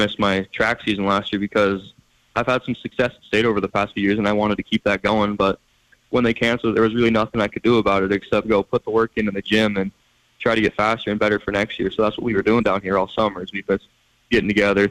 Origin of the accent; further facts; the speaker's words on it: Missoula, Montana, United States; also born or lived in Billings, Montana; Growing up in Missoula